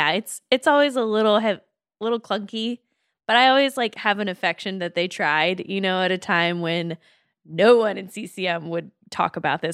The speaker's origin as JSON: {"language": "English", "town": "Washington", "region": "District of Columbia", "country": "United States", "tie": "born or raised there", "said": "as a girl from Washington, D.C."}